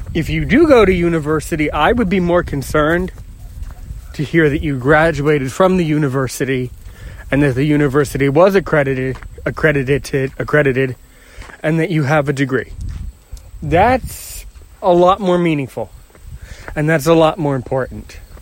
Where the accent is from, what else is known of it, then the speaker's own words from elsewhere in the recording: United States; I'm American and I live somewhere in the United States near Washington, D.C.